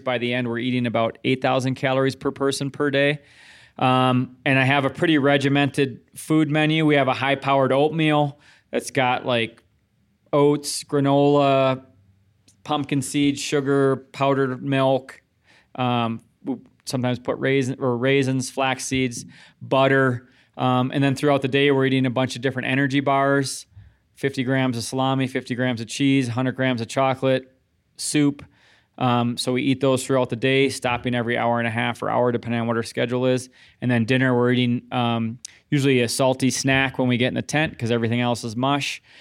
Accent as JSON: {"language": "English", "region": "Midwest", "country": "United States", "tie": "born or raised there", "said": "growing up in the Midwest"}